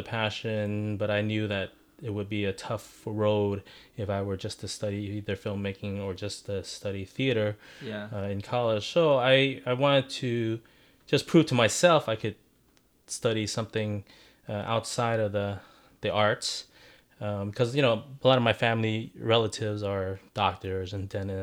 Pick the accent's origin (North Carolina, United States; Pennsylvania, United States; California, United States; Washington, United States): California, United States; San Francisco; also born or lived in El Paso, Texas; I was born in Texas, El Paso, but I grew up in San Francisco